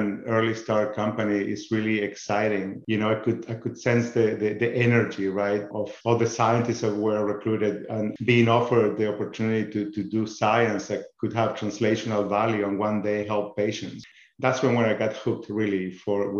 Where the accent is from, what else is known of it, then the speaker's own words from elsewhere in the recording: northern Patagonia, Chile; moved away as an adult; now in United States; I grew up in a beautiful town in Chile, in the northern Patagonia